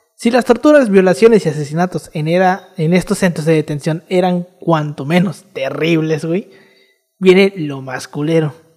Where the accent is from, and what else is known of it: Mexico